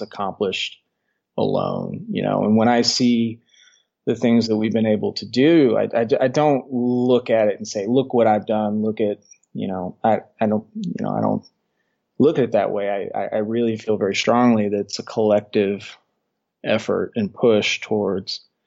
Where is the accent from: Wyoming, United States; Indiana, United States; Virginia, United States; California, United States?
Indiana, United States; Southern; moved away as an adult; now in Colorado, United States; I'm originally from Indiana, Southern Indiana